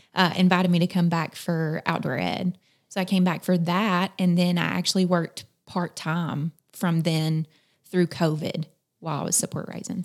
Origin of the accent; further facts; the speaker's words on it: South Carolina, United States; moved away as an adult; now in Eastern Kentucky, United States; I'm from South Carolina. Mm-hmm. So I grew up in the foothills of the Appalachian Mountains